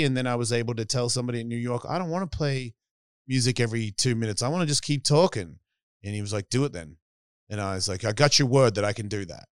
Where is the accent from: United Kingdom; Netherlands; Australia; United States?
Australia; accent: Australian; So it just sounded like they wanted to hear me say some shit that would run along what they think Australians are.